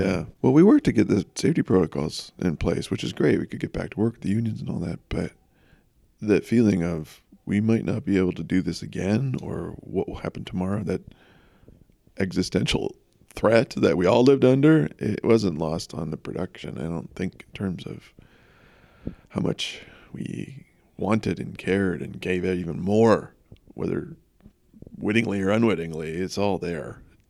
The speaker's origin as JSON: {"language": "English", "region": "London", "country": "United Kingdom", "tie": "born or raised there", "said": "I was raised seeing plays in London, which opened my eyes to the world of acting."}